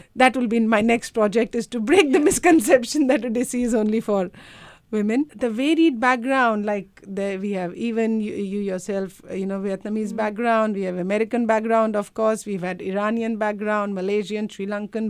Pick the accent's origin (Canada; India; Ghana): India; now in Australia; I come from India